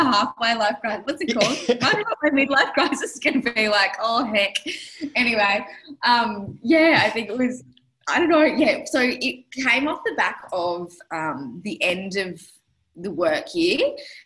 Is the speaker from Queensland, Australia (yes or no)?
yes; Brisbane, Queensland, Australia; I grew up in Brizzy.